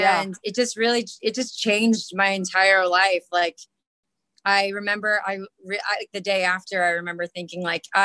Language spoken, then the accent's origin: English; Miami, Florida, United States; moved away as an adult; also born or lived in East Tennessee; I'm from Miami, Florida